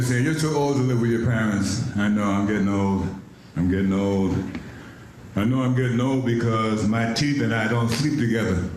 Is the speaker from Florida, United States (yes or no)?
no; Boston, Massachusetts, United States; moved away as an adult; also born or lived in New York; I'm from Boston. I moved to New York